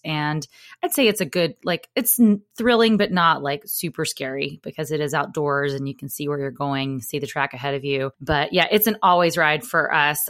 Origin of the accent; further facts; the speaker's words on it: the South, United States; as a Southerner